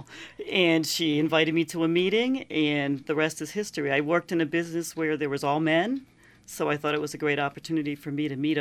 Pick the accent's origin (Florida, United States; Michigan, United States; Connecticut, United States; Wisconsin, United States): Connecticut, United States; Willimantic; So I was born and raised in Willimantic